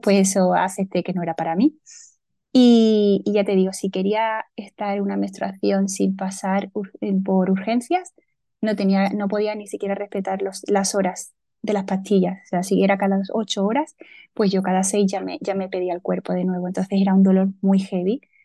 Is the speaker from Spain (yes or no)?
yes; a small village in Córdoba, Andalusia, Spain; now in Seville, Spain; soy del sur de España. Eh, nací en un pueblecito de Córdoba